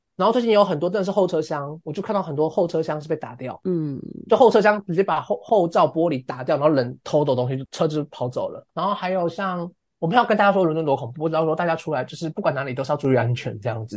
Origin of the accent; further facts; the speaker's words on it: Lukang, Changhua County, Taiwan; moved away as an adult; now in London, United Kingdom; 小时候就在鹿港嘛